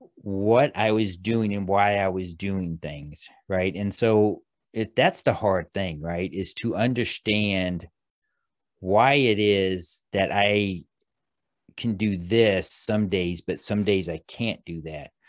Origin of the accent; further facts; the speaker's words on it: Midwest, United States; I grew up in the Midwest.